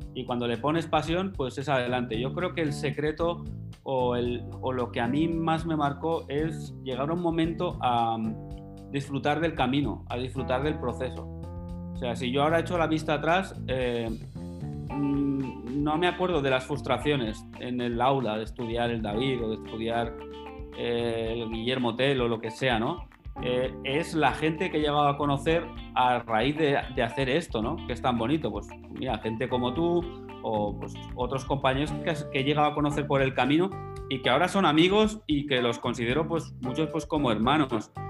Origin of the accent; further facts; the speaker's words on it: Alcañiz, Aragon, Spain; estando en Alcañiz, en mi pueblo natal